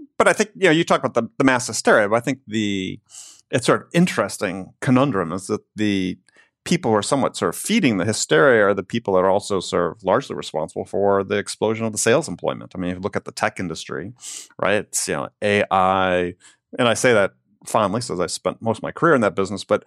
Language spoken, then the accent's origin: English; Wisconsin, United States; growing up in Wisconsin